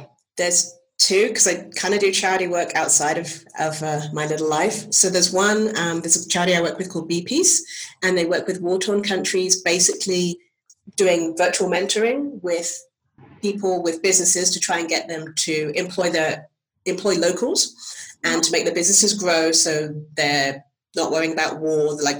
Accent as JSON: {"language": "English", "region": "England", "country": "United Kingdom"}